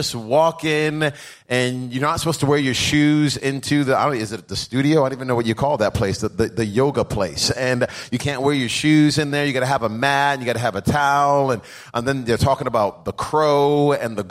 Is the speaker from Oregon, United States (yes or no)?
no; Rhode Island, United States; I grew up in Rhode Island